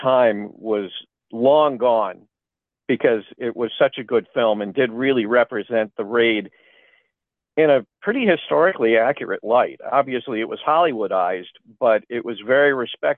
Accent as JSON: {"language": "English", "town": "Cleveland", "region": "Ohio", "country": "United States", "tie": "born or raised there", "said": "I grew up in Cleveland, and we didn't have as many movie channels"}